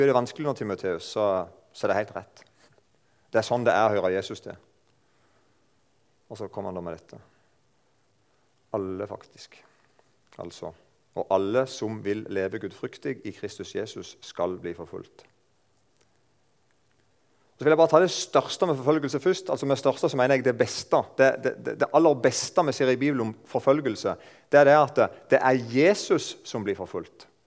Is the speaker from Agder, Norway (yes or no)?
yes; Eiken, Agder, Norway; jeg kommer fra Eiken. Der snakker de ca. sånn som meg. Jeg er ikke sånn veldig flink til å holde på dialekten.